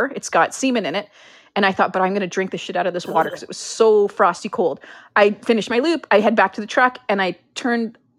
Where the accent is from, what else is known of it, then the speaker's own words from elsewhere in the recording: Canada; we're Canadian